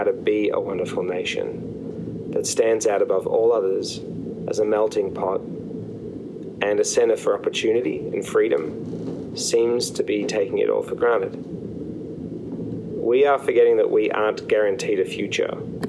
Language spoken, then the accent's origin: English; Australia; moved away as an adult; now in United States; Even though I don't sound American, which is because I was born in Australia, which I am also so supremely proud to be, I naturalized here as a US citizen around 6 years ago and have lived here for 11 years.